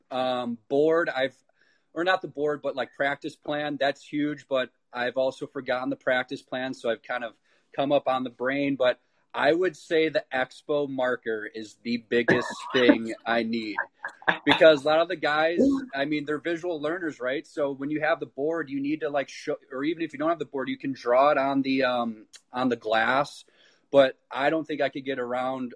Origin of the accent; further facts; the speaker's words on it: North Lake, Wisconsin, United States; I'm from Northlake, Wisconsin, so like where Arrowhead High School is, and I pretty much uh, started with the Waukesha youth hockey.